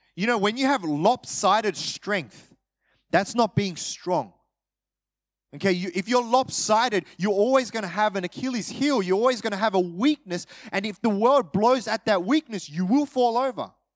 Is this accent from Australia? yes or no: yes; Australia; My parents are Korean. Uh, I'm, I'm Australian